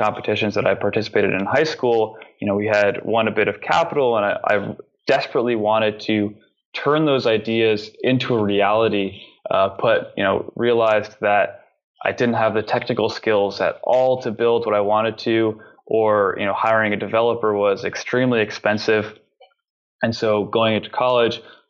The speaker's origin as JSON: {"language": "English", "region": "New York", "country": "United States", "tie": "born or raised there", "said": "growing up in New York"}